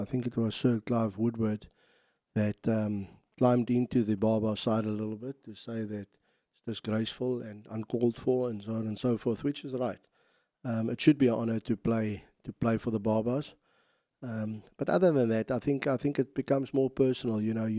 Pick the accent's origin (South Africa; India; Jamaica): South Africa; and as a South African